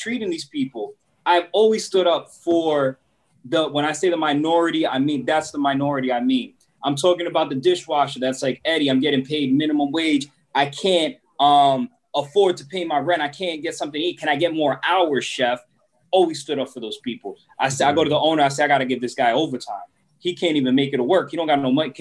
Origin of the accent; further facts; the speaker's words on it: New York City, New York, United States; first language Spanish; English is a second language; moved away as an adult; also born or lived in Puerto Rico (ancestry); now in North Carolina, United States; First generation here that educated here in New York City